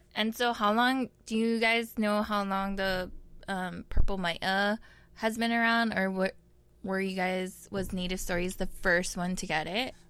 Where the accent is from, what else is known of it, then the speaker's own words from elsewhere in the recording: Honolulu, Hawaii, United States; now in Kamiki, United States; I come from Papokolea, Oahu, and I'm now residing in Kamiki